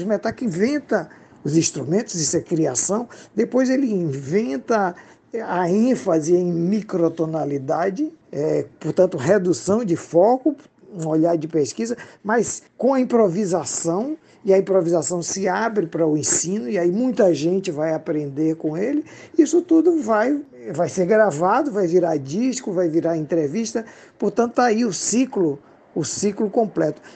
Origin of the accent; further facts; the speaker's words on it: Bahia, Brazil; para os que gostam de falar as letras como nós baianos